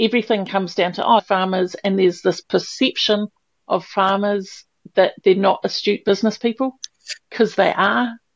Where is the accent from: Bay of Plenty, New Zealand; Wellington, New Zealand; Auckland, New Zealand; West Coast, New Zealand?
Wellington, New Zealand; moved away as an adult; I grew up in Wellington in the city with buses every seven minutes out, out the door.